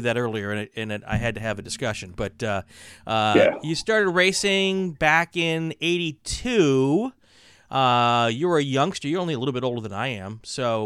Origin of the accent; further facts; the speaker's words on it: Wisconsin, United States; moved away; also born or lived in Minnesota; I was raised in Wisconsin, and I went to school in Minnesota